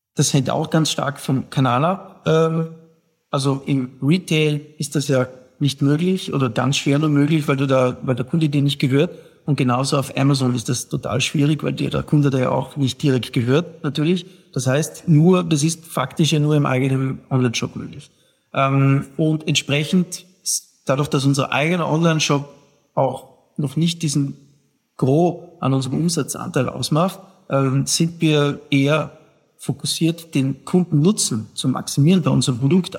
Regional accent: South Tyrol, Trentino-Alto Adige, Italy; als Südtiroler

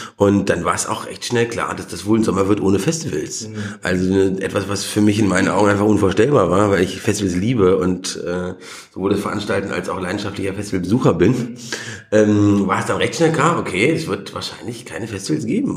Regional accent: Germany; born or raised there; moved away

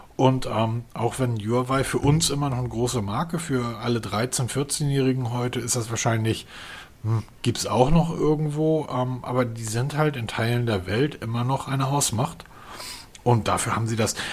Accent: Germany; ich als Deutscher

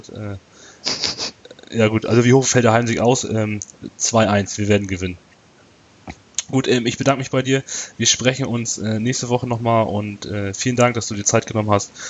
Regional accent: Lübeck, Schleswig-Holstein, Germany; ich komme aus Lübeck selber, äh, hier in Lübeck ähm, haben wir im VfB Lübeck auch einen Verein

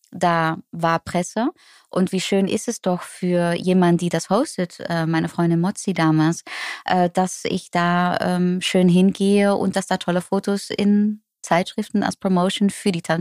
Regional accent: Netherlands; German is a second language; now in Germany; plötzlich als Holländerin in Deutschland zu wohnen, obwohl, ja, äh, eigentlich crazy.

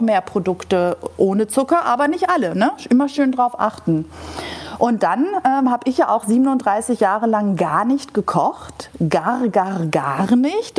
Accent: Greece; als Griechin mit einem Holzlöffel im Mund von einem griechischen Olivenbaum. Also wir, wir Griechen kommen essend auf die Welt

